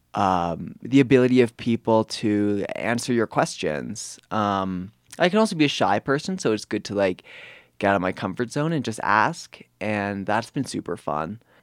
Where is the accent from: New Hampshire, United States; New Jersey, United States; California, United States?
New Hampshire, United States; moved away as an adult; now in Telluride, United States; I am from New Hampshire